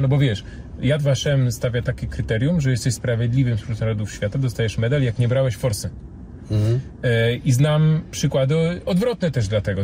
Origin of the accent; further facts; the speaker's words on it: Poland; 43 lata żyję w Polsce